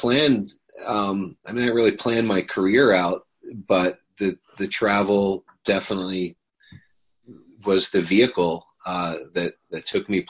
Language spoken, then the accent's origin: English; United States; also born or lived in West Virginia / Pittsburgh, Pennsylvania; I grew up in West Virginia and Pittsburgh